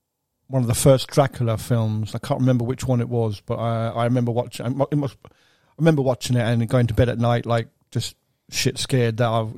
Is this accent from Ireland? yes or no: yes; Ireland; I was brought up in Ireland